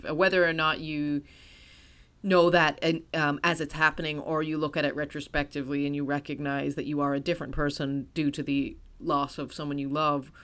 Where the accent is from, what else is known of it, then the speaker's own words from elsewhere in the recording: United States; as an American